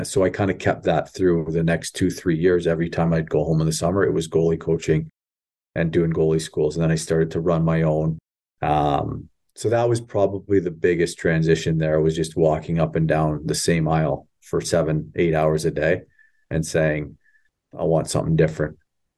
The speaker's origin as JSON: {"language": "English", "region": "Ontario", "country": "Canada", "tie": "born or raised there", "said": "I grew up in Southern Ontario. I met my wife at Windsor, in University of Windsor, and I went up north, so I knew no one."}